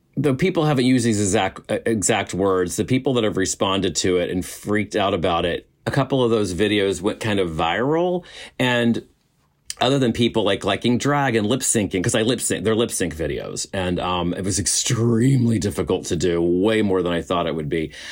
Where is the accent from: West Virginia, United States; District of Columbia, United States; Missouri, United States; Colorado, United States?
West Virginia, United States; moved away; I come from West Virginia